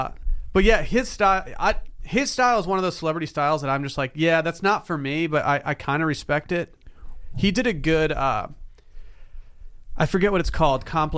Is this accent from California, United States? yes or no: no; Michigan, United States; See, growing up in Northern Michigan, small town Northern Michigan